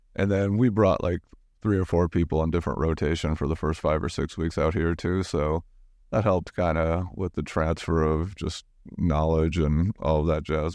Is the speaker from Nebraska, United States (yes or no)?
yes; Omaha, Nebraska, United States; now in New York, United States; my hometown